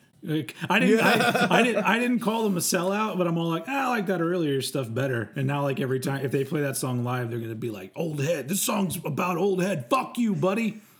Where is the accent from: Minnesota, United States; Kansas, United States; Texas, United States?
Texas, United States; Bill Hicks was a big deal for me when I was younger too, because I was from Texas